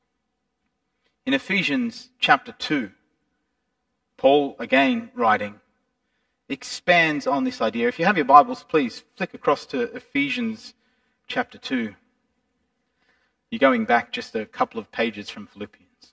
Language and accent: English; Australia; we conduct ourselves abroad as Australians